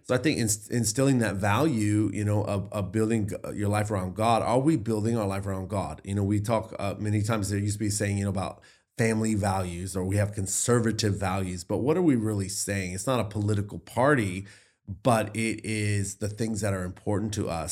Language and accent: English; the Bible Belt, Southern United States, United States; I grew up in the Bible Belt